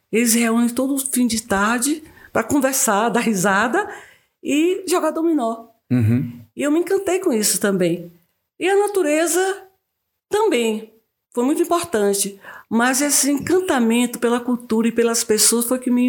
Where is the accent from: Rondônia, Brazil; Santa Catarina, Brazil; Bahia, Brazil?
Bahia, Brazil; Quaraci; moved away as an adult; now in Vale do Capão, Brazil; Sou do sul da Bahia, de Quaraci